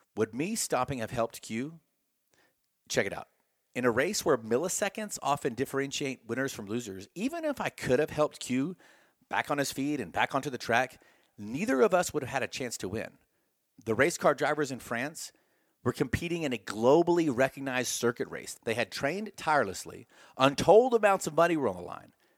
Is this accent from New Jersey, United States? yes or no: no; Texas, United States; I'm from Texas